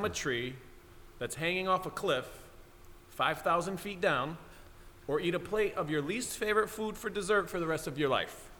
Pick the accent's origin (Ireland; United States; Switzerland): United States; Waterbury, Connecticut; He runs a basketball camp in Waterbury, my hometown